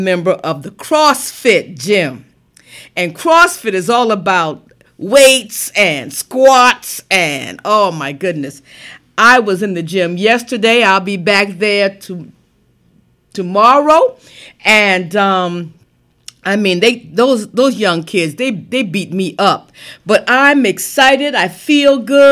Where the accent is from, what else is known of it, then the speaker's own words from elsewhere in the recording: South Carolina, United States; moved away; South Carolina, my home state. This weekend, I'm going down home, going to run through Lincolnville